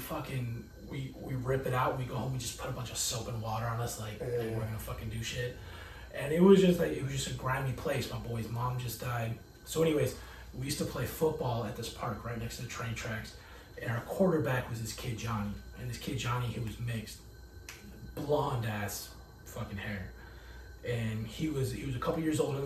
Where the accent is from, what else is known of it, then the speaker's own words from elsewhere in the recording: Oceanside, California, United States; also born or lived in Nevada; I'm from Oceanside.